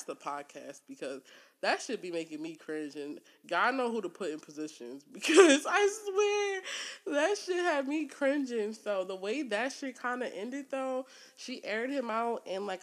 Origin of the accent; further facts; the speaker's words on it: Newark, Delaware, United States; My family's originally from New York, but I am from Newark, Delaware.